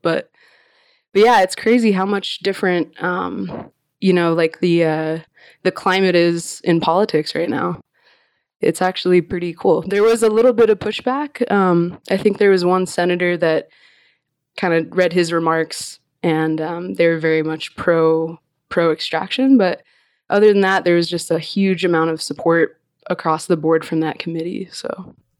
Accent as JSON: {"language": "English", "region": "Alaska", "country": "United States", "said": "I'm from Alaska"}